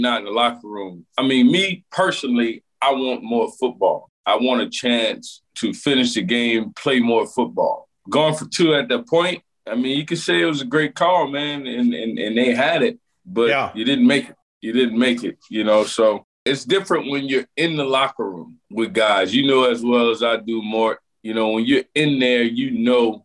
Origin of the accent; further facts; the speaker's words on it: Louisiana, United States; moved away as an adult; I grew up in Louisiana